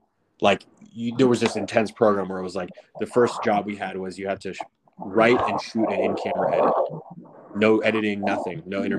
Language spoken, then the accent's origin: English; Westchester, California, United States; Because I grew up in a suburb, and then I grew up in Westchester, which is just adjacent on the other side of the 405.